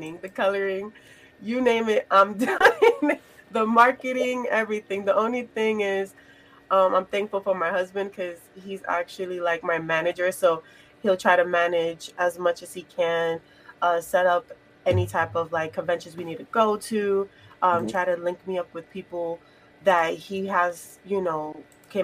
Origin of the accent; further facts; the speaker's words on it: New York, United States; I grew up in New York